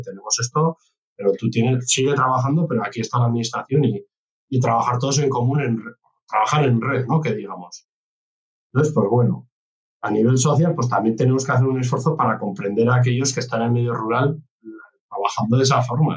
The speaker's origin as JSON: {"language": "Spanish", "region": "Navarre", "country": "Spain", "said": "nosotros somos Navarra, somos una comunidad pequeña, yo que provengo del ámbito rural"}